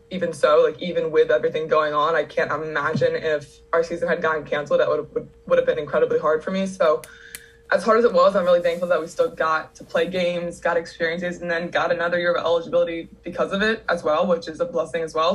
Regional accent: Downingtown, Pennsylvania, United States; I am from Pennsylvania

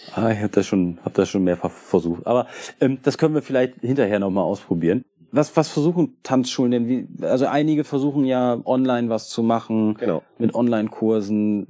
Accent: Germany; Also ich komme nicht aus Bremen, ich komme aus der Nähe von Bremen

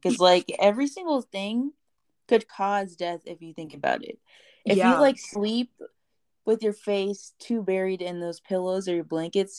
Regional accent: Nashville, Tennessee, United States; born there; Oh, me too. That's where I was born. It's on my birth certificate.

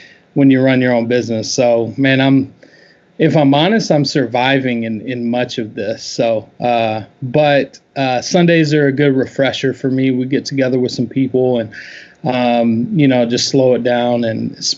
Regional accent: Memphis, Tennessee, United States; moved away as an adult; also born or lived in Chicago / Louisville; born and raised in Memphis

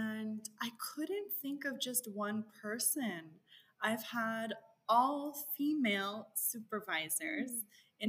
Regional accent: El Paso, Texas, United States; growing up in El Paso, Texas

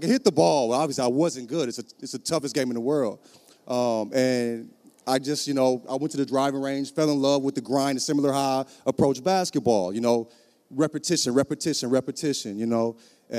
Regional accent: St. Louis, Missouri, United States; I'm from St. Louis

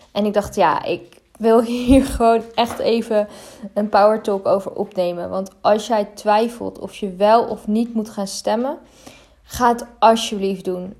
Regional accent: Netherlands; Ik ben ook in Nederland geboren. ik ben in Nederland opgegroeid. Ik, eh, ik leef echt al mijn hele leven in Nederland

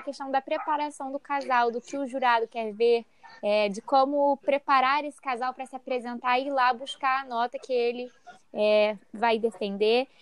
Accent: Rio de Janeiro, Brazil; eu que sou do Rio

